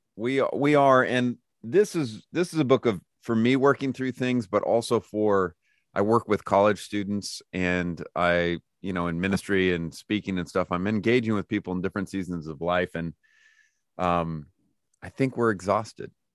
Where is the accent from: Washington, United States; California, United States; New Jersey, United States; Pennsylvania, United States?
California, United States; Lodi; moved away as an adult; now in Lookout Mountain, United States; I was born and raised in Lodi, California